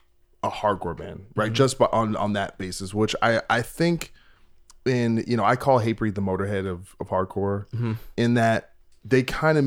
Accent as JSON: {"language": "English", "region": "East Coast", "country": "United States", "said": "so I'm from the East Coast"}